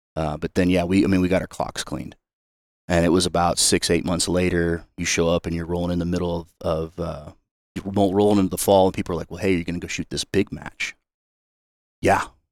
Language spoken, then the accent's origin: English; Excelsior Springs, Missouri, United States; I grew up in a small town outside of Kansas City called Excelsior Springs